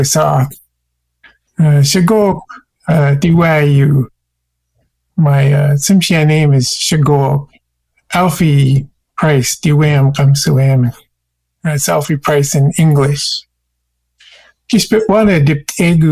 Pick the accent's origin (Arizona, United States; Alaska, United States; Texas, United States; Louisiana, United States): Alaska, United States; Metlakatla; also born or lived in Prince Rupert, British Columbia, Canada; now in Juneau, United States; I came up in Metlakatla, Alaska